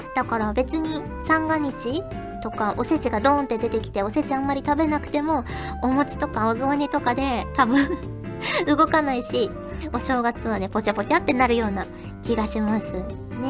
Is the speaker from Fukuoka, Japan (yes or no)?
yes; Fukuoka, Japan; moved away; 私はもうあれですよ福岡出身